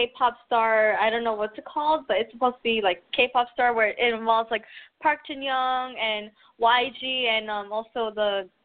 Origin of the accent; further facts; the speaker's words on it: Philippines; I'm Filipino too.